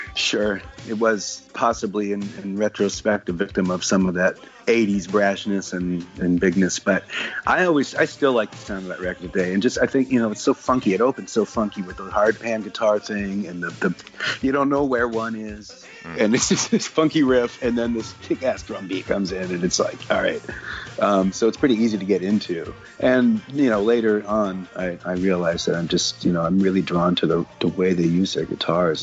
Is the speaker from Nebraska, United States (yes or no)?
yes; Omaha, Nebraska, United States; where I grew up in Omaha, Nebraska